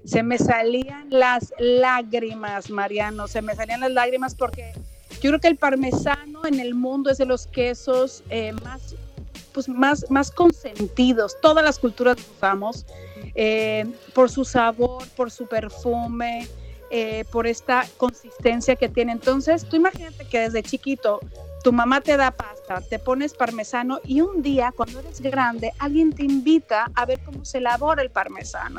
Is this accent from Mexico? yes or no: yes; Mexico; soy mexicana